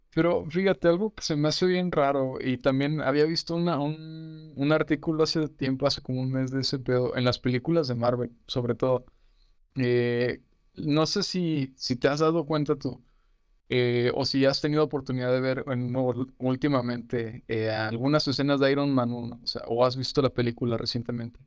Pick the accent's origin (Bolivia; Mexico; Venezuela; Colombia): Mexico; nosotros como mexicanos